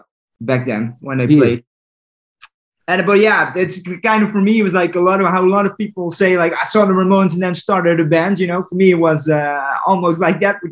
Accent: 10 minutes south of Rotterdam, South Holland, Netherlands; my hometown, which is a little bit like 10 minutes south of Rotterdam

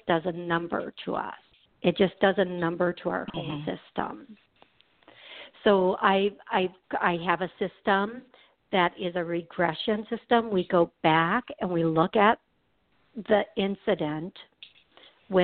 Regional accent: Milwaukee, Wisconsin, United States; I'm from Milwaukee

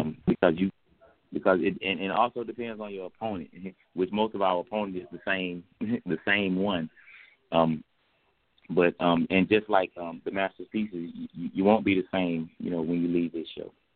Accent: Decatur, Georgia, United States; we're gonna hit my hometown, Decatur, the deck. You know what I'm saying? Atlanta, Georgia

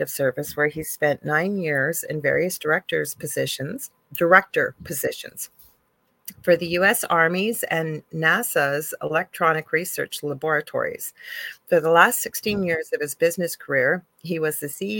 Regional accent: Canada; I'm a Canadian clairvoyant medium.

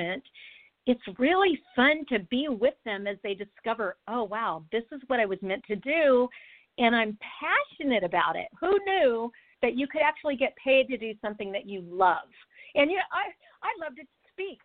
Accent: United States; as an American

